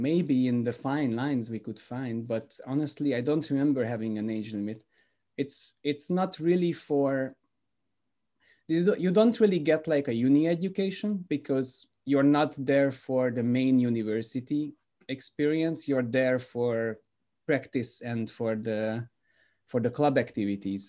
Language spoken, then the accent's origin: English; Budapest, Hungary; moved away as an adult; now in Belgium; I'm from Budapest, Hungary, currently living in Belgium.